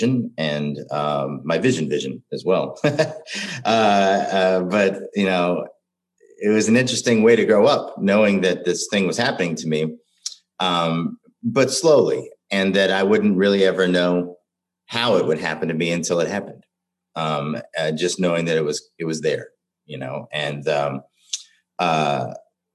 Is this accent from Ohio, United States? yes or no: yes; Cincinnati, Ohio, United States; now in Minneapolis, United States; As a young boy growing up in Cincinnati, Ohio, I was diagnosed with retinitis pigmentosa